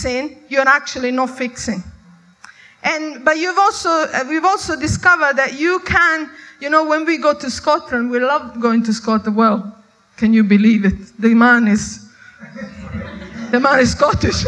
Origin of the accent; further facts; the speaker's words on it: Italy; I was brought up in Italy